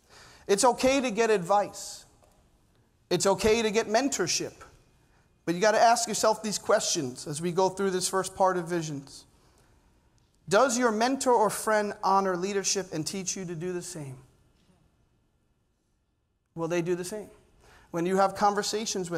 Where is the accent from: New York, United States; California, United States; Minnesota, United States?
New York, United States; New York City; Growing up in Staten Island